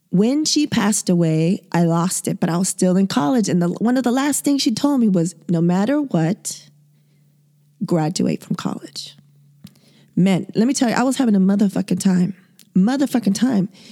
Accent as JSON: {"language": "English", "town": "San Diego", "region": "California", "country": "United States", "tie": "born or raised there", "said": "born and raised in San Diego, two eggs away from the border"}